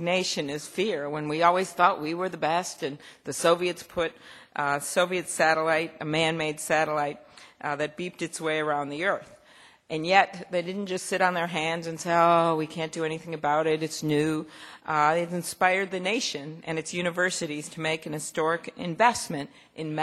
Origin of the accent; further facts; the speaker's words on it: Minnesota, United States; I come from Minnesota